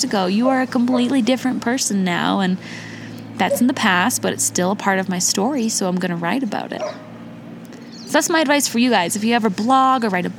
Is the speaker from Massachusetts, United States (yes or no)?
no; Indiana, United States; I was born in Indiana to my mom and my dad, but they divorced